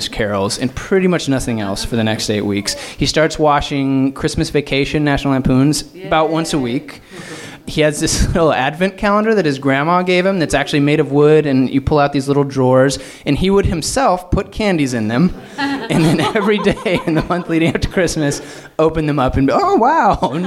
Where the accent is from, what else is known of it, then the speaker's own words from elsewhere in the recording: Fort Collins, Colorado, United States; moved away as an adult; now in Los Angeles, United States; I moved home to my hometown in Fort Collins, Colorado